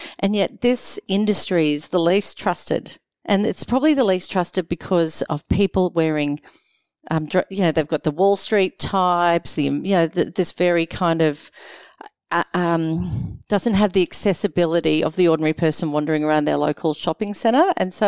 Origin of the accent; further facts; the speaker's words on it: Queensland, Australia; I do confess I'm very patriotic as a Queenslander